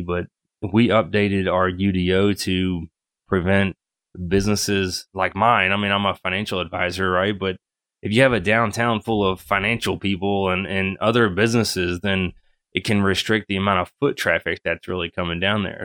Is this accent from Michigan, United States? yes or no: no; Apex, North Carolina, United States; I grew up in Apex. I moved to Apex in nineteen ninety-four